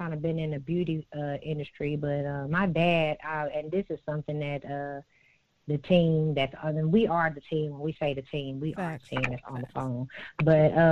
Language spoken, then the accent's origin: English; Fort Smith, Arkansas, United States; I am from Fort Smith, Arkansas. I was born and raised there